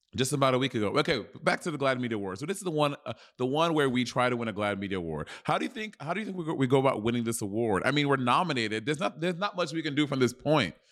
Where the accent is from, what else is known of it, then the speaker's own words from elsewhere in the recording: Brooklyn, New York, United States; I was born in Kings County Hospital